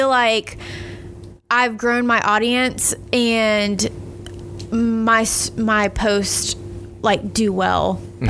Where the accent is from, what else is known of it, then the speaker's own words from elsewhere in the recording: Keystone Heights, Florida, United States; now in Starke, United States; I live in Stark now, but yeah, I was born and raised in Keystone